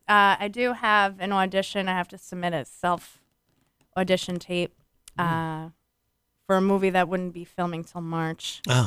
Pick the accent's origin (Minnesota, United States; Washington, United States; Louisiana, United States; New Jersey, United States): New Jersey, United States; You know, I'm also from New Jersey.